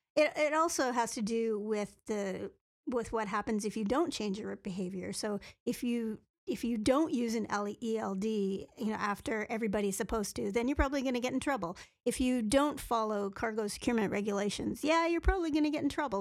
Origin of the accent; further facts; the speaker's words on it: Canada; being a Canadian